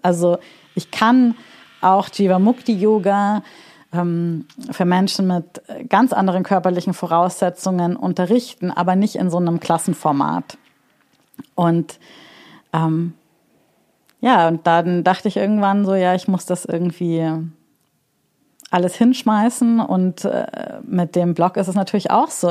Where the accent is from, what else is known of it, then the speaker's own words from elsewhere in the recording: Munich, Bavaria, Germany; moved away as an adult; now in Berlin, Germany; ich komme ja aus München